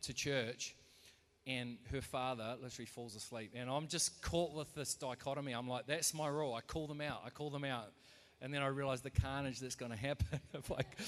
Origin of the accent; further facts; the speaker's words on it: New Zealand; we're from New Zealand, so we support the All Blacks